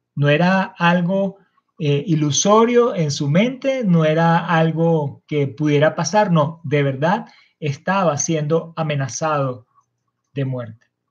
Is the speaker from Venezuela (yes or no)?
yes; Venezuela; Estamos como nación venezolana